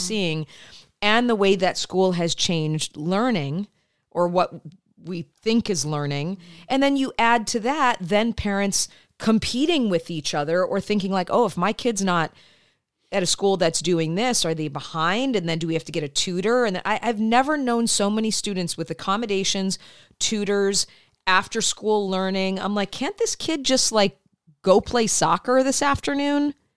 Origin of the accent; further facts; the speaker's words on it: Midwest, United States; moved away; I grew up in the Midwest